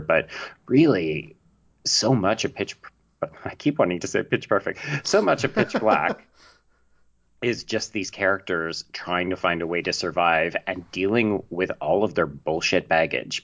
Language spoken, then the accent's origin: English; Canada; accent: Canadian; I'm Canadian, in case people can't tell